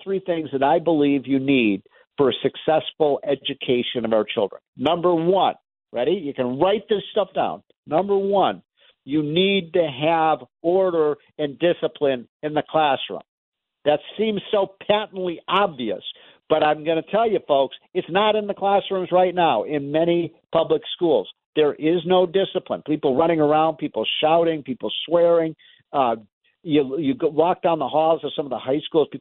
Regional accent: Chicago, Illinois, United States; my hometown of Chicago.

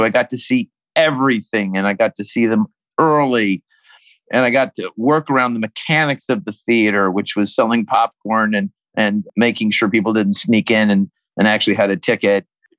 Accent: Colorado, United States; I'm growing up in Colorado

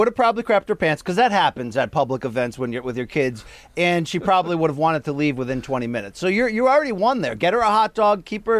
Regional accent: New England, United States; And growing up in New England, you get all four seasons.

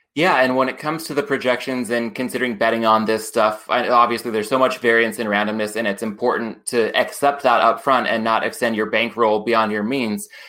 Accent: Oceanside, California, United States; moved away; based out of my hometown in Oceanside, North San Diego County

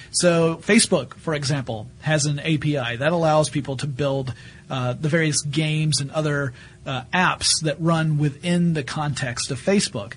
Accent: the South, United States; now in Atlanta, United States; I'm a Southerner

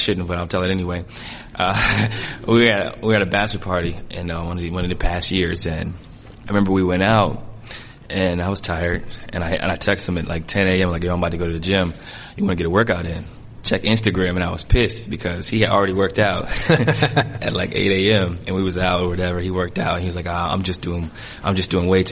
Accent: Canton, Ohio, United States; moved away as an adult; now in Portland, United States; growing up in Canton, Ohio, I've been around LeBron since I was probably, I don't know, 10 years old

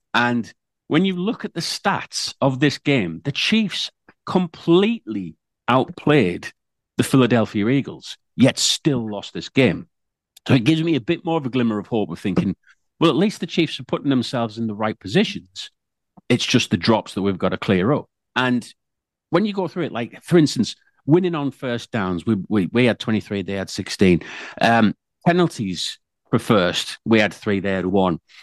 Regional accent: United Kingdom

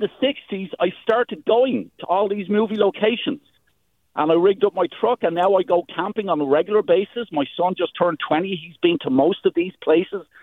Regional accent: Dublin, Leinster, Ireland; now in Petaluma, United States; I grew up in Ireland, in Dublin.

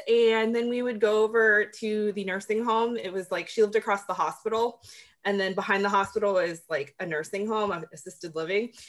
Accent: the South, United States; being from the South and having different tradition, you know, traditions because I'm Filipino

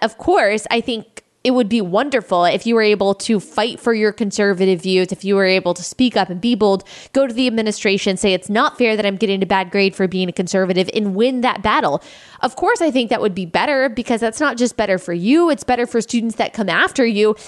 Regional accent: Texas, United States; moved away; also born or lived in South Carolina; I grew up in Texas

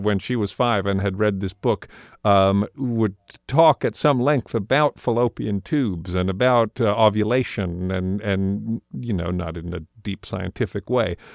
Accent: United States; I, as a American man and also as a Jewish American man

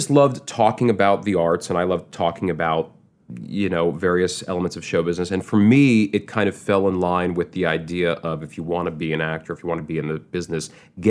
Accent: Manhattan, New York, United States; I grew up in Manhattan, blocks away from where we're recording right now.

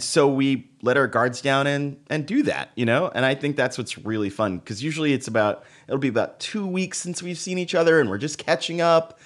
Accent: Dallas, Texas, United States; now in New York, United States; I was raised in Texas

